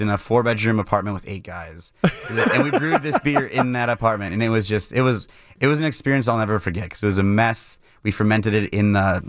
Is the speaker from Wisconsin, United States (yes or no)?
yes; Mukwonago, Wisconsin, United States; So I grew up in Maguanago, Wisconsin, just outside of Milwaukee, and my dad was working at Miller, so I was kind of always around it.